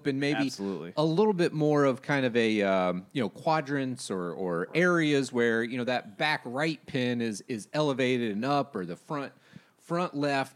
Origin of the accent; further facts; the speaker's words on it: Jacksonville, Florida, United States; I grew up in Jacksonville